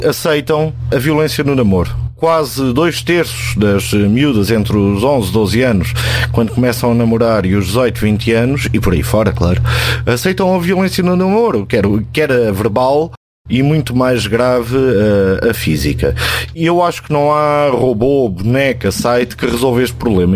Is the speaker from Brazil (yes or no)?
no; Alentejo, Portugal; moved away; also born or lived in Lisbon; tu que como eu somos alentejanos e que conhecemos a terra e a terra do Alentejo